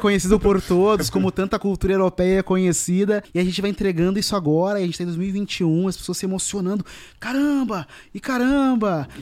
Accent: Porto Alegre, Rio Grande do Sul, Brazil; Eu nasci numa periferia em Porto Alegre, que é um bairro chamado Restinga

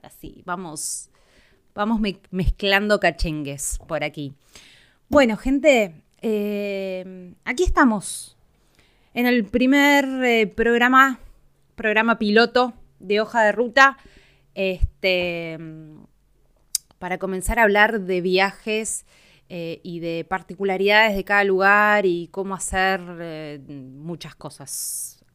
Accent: Argentina; soy argentina

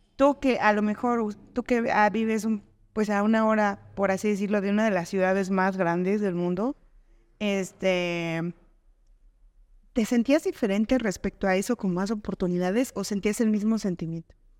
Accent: Veracruz, Mexico; now in Texcoco, Mexico; yo soy de provincia, yo soy de Veracruz

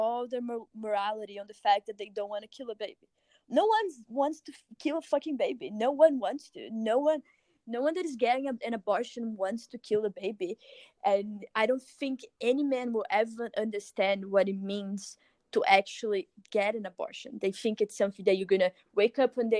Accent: Brazil; moved away; I'm from Brazil

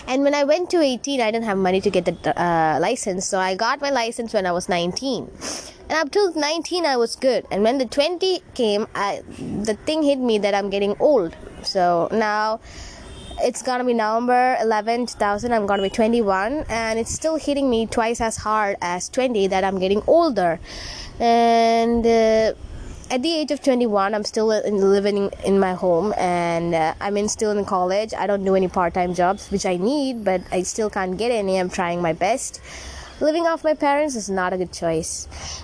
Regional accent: Kerala, India; also born or lived in Tamil Nadu; I was born in Tamil Nadu and brought up in Kerala

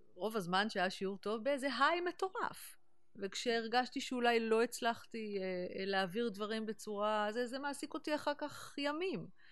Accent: Neve Monosson, Central District, Israel; moved away as an adult; also born or lived in New York, United States; באתי מנווה מונוסון, וכשהייתי בת חמש, אימא שלי קיבלה המלצה לקחת אותי לשיעורי מוזיקה בתל אביב

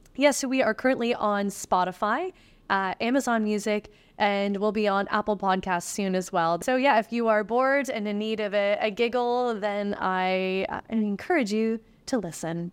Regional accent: East Coast of Canada, Canada; moved away; I'm from the East Coast of Canada, and I remember all that happening while I was in high school.

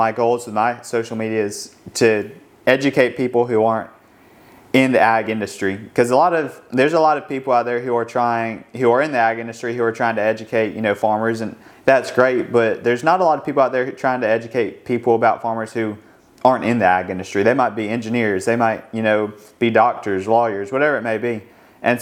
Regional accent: Madison, Alabama, United States; I grew up in Madison, Alabama, and so it's kind of in North Alabama

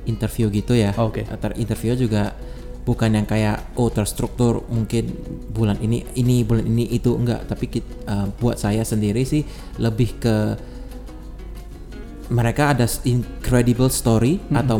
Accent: Medan, North Sumatra, Indonesia; now in Bali, Indonesia; saya dari Medan aslinya, terus pindah ke Bali.

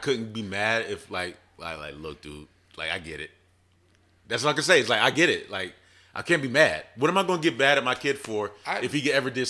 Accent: Philadelphia, Pennsylvania, United States; moved away; also born or lived in Virginia / North Carolina; I was born in Philadelphia.

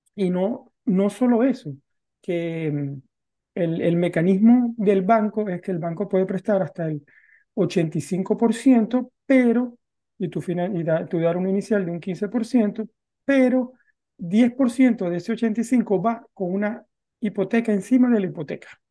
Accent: Venezuela; moved away as an adult; now in Norway; los dos somos venezolanos, también salí de Venezuela y me vine a vivir a Noruega

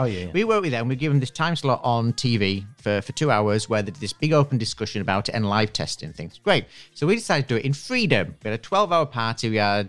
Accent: Harrogate, Yorkshire and the Humber, United Kingdom; I'm from Harrogate.

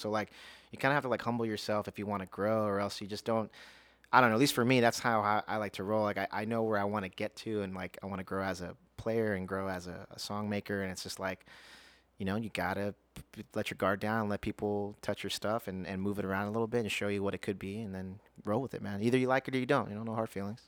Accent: Las Vegas, Nevada, United States; also born or lived in Houston, Texas; I was born, uh, in Houston, Texas, but raised in Las Vegas.

